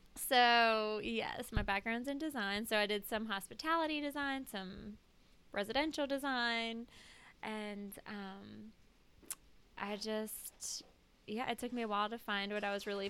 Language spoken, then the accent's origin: English; New Orleans, Louisiana, United States; also born or lived in Colorado; Originally, I was born in Colorado, but moved to New Orleans when I was 3. So, I've been here my whole life